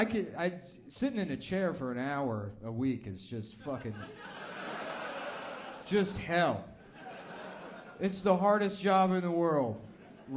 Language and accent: English; United States; As an American